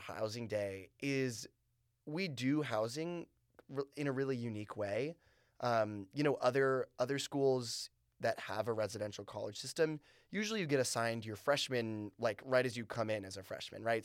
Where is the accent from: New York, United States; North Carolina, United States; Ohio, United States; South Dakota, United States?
North Carolina, United States; moved away; I'm from North Carolina